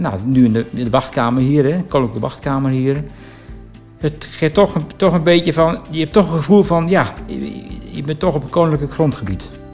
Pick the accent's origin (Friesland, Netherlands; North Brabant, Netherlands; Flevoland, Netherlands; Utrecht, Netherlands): Utrecht, Netherlands; Baarn; geboren en getogen in Baren